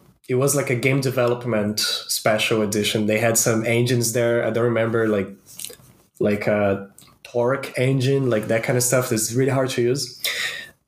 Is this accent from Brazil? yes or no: yes; Brazil; moved away; I'm originally from Brazil